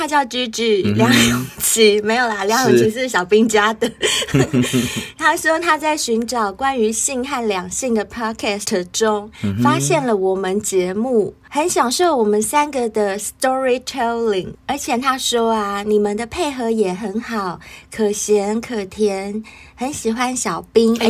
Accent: Taiwan; 像我们台湾人讲交往

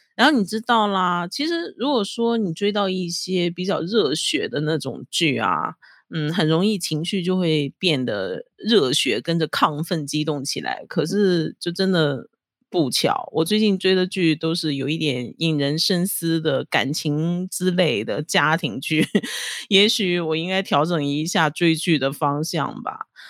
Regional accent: Dalian, Liaoning, China; moved away as an adult; now in Taiwan; 我呢是出生在中国大连的台湾新住民，现在是我住在台湾的第七年，我是精神台湾人

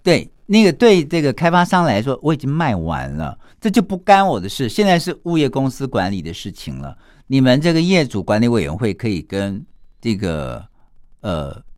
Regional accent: Taiwan; 一般我们台湾人把它叫做风水瓷

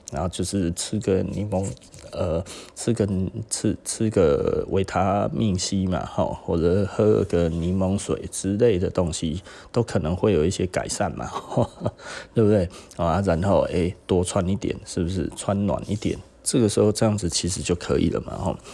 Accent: Taichung, Taiwan; also born or lived in Taipei; 因为台中人很喜欢上台北哈，那我以前也是啦

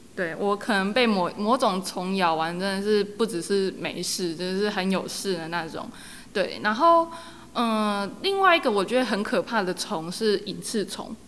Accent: Yunlin County, Taiwan; moved away as an adult; also born or lived in Guanshan, Taitung; now in Chishang, Taiwan; 我本身是云林人

